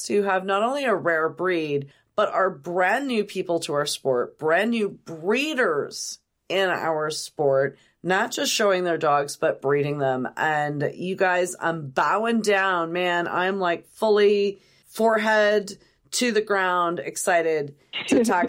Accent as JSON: {"language": "English", "town": "Roseburg", "region": "Oregon", "country": "United States", "said": "Roseburg High School, class of 1986"}